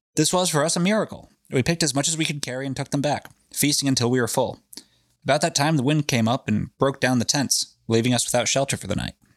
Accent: New England, United States; we're from New England

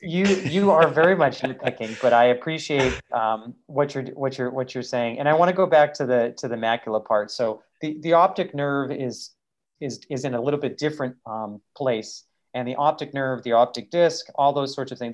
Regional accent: Massachusetts, United States; born or raised there

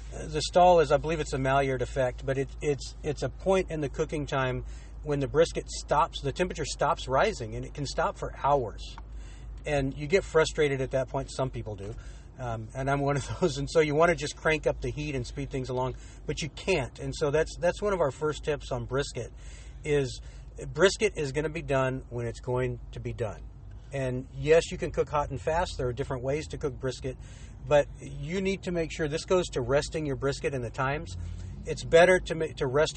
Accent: Texas, United States; I grew up in Texas

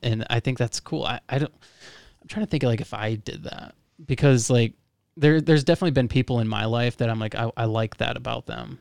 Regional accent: Florida, United States; moved away; I'm from Florida

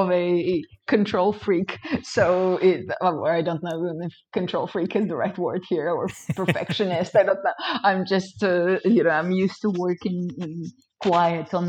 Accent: Ukraine; moved away; I indeed was born and raised in Ukraine.

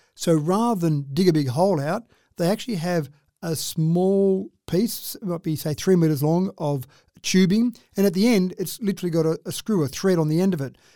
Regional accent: Dubbo, New South Wales, Australia; when I was growing up in Dubbo

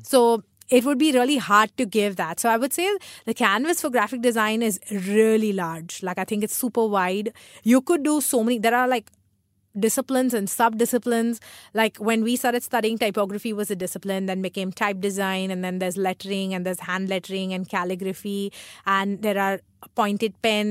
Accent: Mumbai, Maharashtra, India; also born or lived in Chennai; I've been raised here

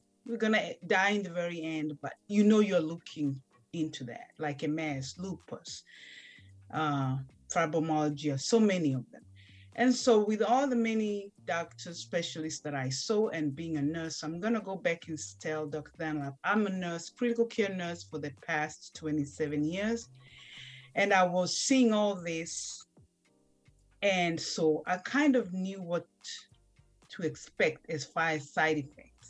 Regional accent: Kenya; moved away as an adult; now in United States; I was raised and born in Kenya, little village

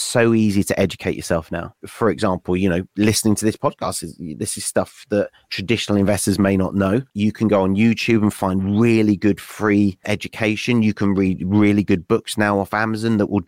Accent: West Wales, United Kingdom; moved away as an adult; also born or lived in Nottingham; I grew up in West Wales.

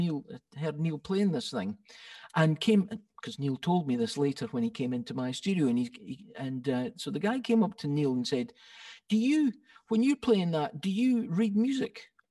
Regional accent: Scotland, United Kingdom; Yes, well, I didn't know I was being Scottish, of course.

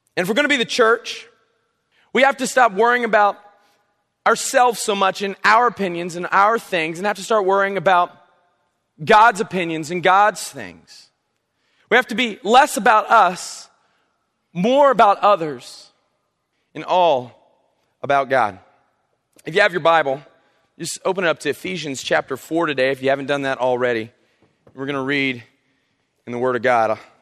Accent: South Carolina, United States; now in North Carolina, United States; I'm from South Carolina

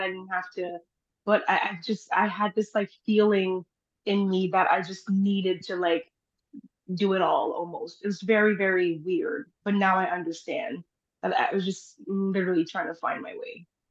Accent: Timmins, Ontario, Canada; also born or lived in Haiti; I live in Timmins, Ontario

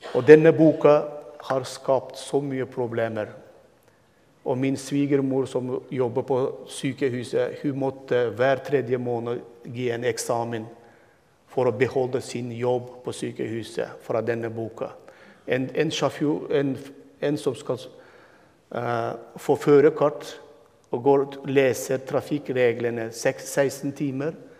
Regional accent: Turkmenistan; first language Turkmen; Norwegian is a second language; moved away as an adult; also born or lived in Turkey / Istanbul; now in Halden, Norway; Jeg ble født og vokste opp og bodde 22 år i mitt hjemland, hjemmeby, som er 20 minutter fra Usbekistan

